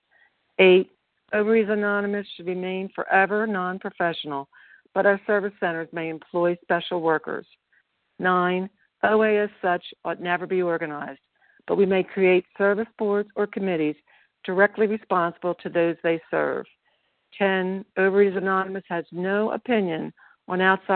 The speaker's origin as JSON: {"language": "English", "region": "Pennsylvania", "country": "United States", "moved": "yes", "lives_now": "Colorado, United States", "said": "I'm from Pennsylvania, but I'm currently in beautiful Colorado"}